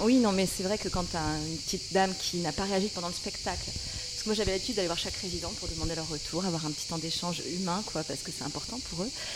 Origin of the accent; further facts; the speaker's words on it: the South, southern France, France; je suis du Sud